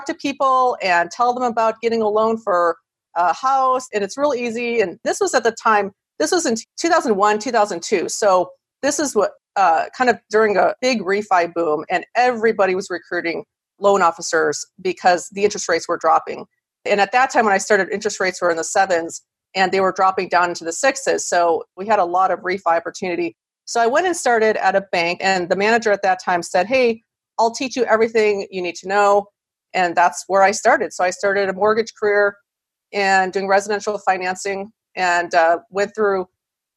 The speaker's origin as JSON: {"language": "English", "region": "Wisconsin", "country": "United States", "moved": "as an adult", "lives_now": "California, United States", "said": "So I'm originally from Wisconsin. I went to school there."}